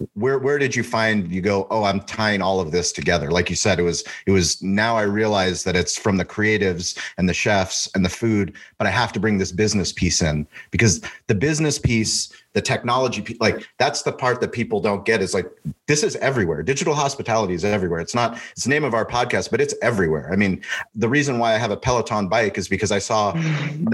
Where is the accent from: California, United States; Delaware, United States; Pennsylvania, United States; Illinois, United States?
California, United States; San Diego; now in Austin, United States; I'm from San Diego. I grew up in San. Diego